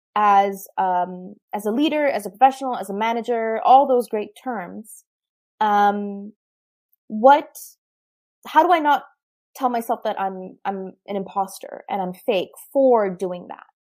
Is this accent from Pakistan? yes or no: yes; Pakistan; moved away; as a Pakistani